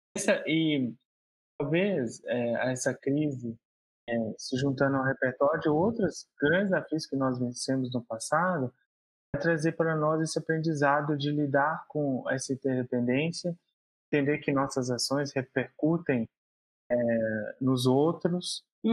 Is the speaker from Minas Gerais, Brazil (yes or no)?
yes; João Monlevade, Minas Gerais, Brazil; Sou mineiro, nasci na cidade de João Molevade